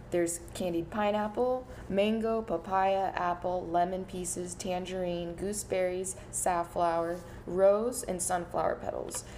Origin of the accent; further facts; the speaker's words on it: North Carolina, United States; now in Portland, United States; I come from North Carolina